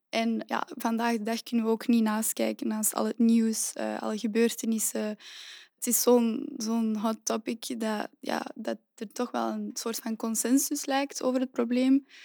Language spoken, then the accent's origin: Dutch; Antwerp, Flanders, Belgium; also born or lived in Leuven; Ik ben oorspronkelijk van Antwerpen